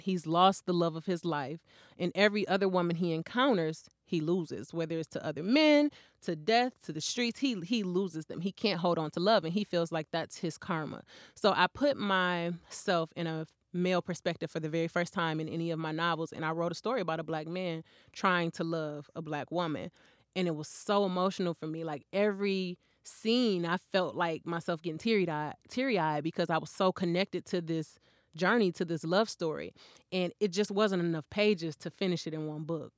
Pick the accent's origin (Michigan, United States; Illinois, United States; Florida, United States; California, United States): Michigan, United States; Flint; I grew up in Flint.